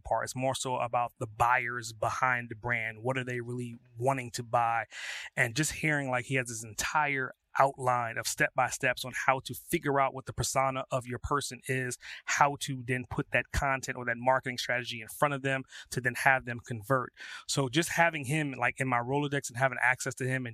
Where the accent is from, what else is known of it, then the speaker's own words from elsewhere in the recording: New York City, New York, United States; I grew up in Brooklyn